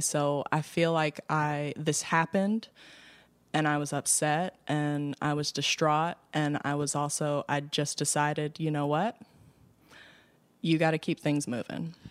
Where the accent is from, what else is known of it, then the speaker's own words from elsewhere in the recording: Baltimore, Maryland, United States; West Baltimore, born and raised on the playground